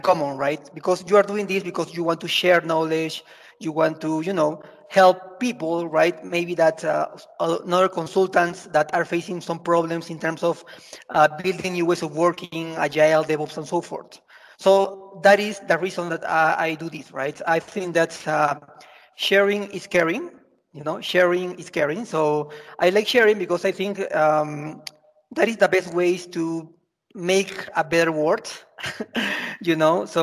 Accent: Lima, Peru; I'm from Peru, from Lima, Peru in South America.

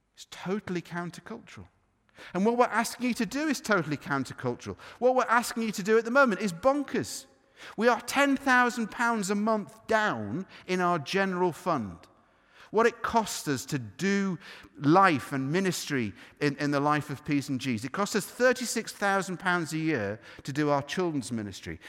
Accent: United Kingdom; we're, we're British.

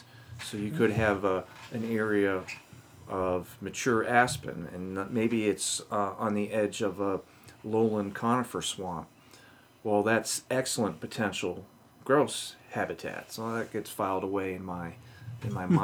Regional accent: Maine, United States; now in Michigan, United States; I grew up in Maine, and the timber industry is big.

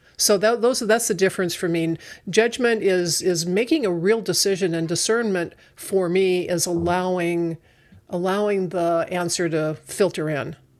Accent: Northern Arizona, United States; now in Sacramento, United States; I come from Northern Arizona

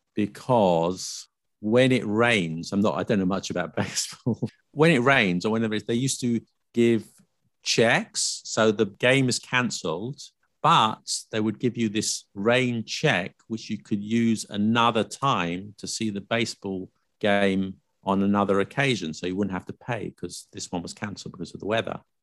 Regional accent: United Kingdom; I'm British

